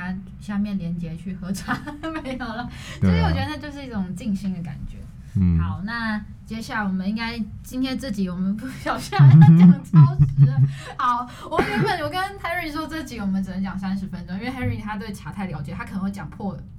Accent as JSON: {"language": "Chinese", "region": "Taipei", "country": "Taiwan", "said": "跟我们台北人或者跟我们生活到底有什么连接？"}